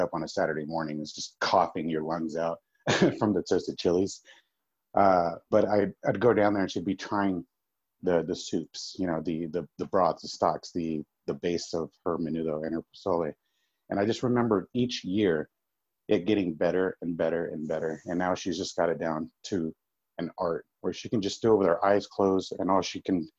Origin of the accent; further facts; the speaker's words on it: Dallas, Texas, United States; being born and raised in Dallas